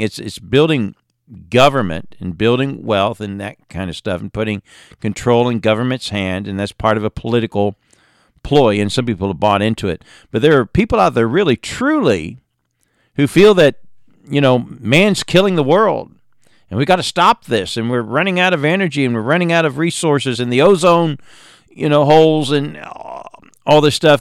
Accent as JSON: {"language": "English", "region": "England", "country": "United Kingdom", "tie": "born or raised there", "moved": "yes", "said": "growing up in England"}